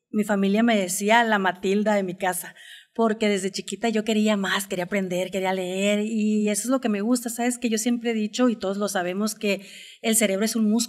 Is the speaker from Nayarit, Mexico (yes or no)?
yes; Nayarit, Mexico; todo, pues es mi tierra, son mis raíces, eh, estoy orgullosa de dónde vengo